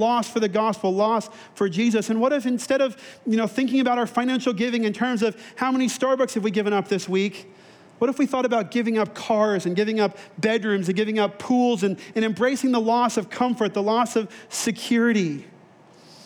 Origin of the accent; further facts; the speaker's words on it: then Texas, Southern California, United States; moved away; I grew up in Southern California, then in Texas